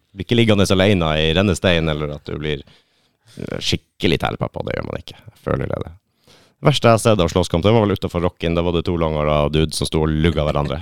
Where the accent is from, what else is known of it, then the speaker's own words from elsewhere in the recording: Lakselv, Troms og Finnmark, Norway; Du har jo midnattsrocken, som er der jeg er fra. I Lakselv